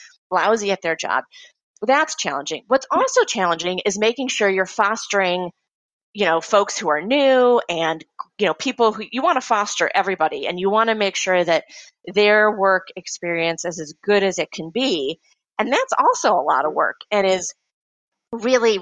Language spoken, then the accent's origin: English; Midwest, United States; I am from the Midwest